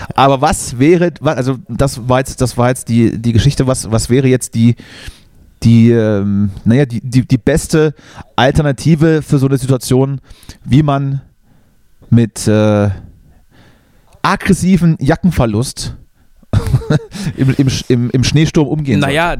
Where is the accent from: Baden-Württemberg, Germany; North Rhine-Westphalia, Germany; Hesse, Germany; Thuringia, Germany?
Thuringia, Germany; Dort, dort, dort, wo ich herkomme, sind die Winter so ein bisschen kälter als, als 0 Grad.